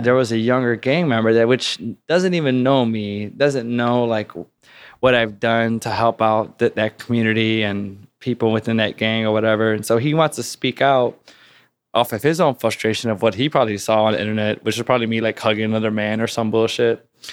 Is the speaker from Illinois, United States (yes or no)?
yes; Chicago, Illinois, United States; there was always street gangs around my community, whether they were, like, tagging crews or street gangs growing up in Chicago.